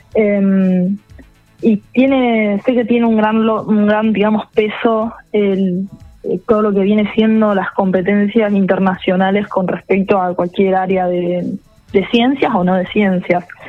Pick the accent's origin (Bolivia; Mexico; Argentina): Argentina; Rosario, Santa Fe